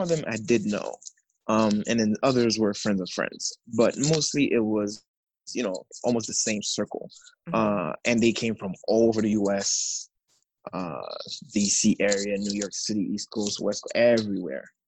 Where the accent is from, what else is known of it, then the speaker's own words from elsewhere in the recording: Haiti; now in United States; I am from Haiti. Um, I've been living in the States for the past 16 years